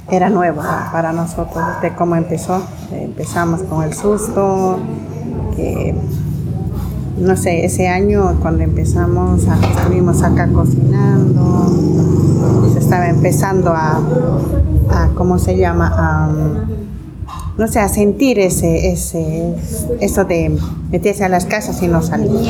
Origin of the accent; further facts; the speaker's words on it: Bolivia; now in Argentina; Cuando yo me vine de Bolivia, acá dije voy a ir a trabajar, pero nunca pensé que este trabajo me iba a fortalecer a mí